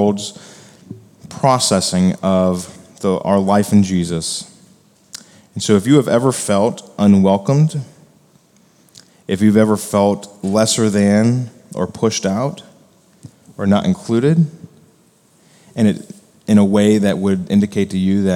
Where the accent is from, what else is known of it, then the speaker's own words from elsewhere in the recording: United States; as Americans and as evangelicals